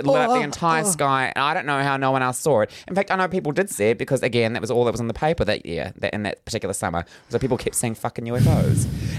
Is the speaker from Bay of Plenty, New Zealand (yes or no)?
no; Northland, New Zealand; I'm from Northland.